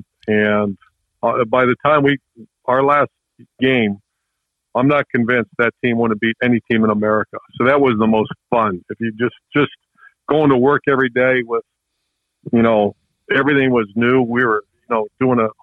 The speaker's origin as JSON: {"language": "English", "town": "Toledo", "region": "Ohio", "country": "United States", "tie": "born or raised there", "said": "I'm from Toledo, Ohio. I was born there"}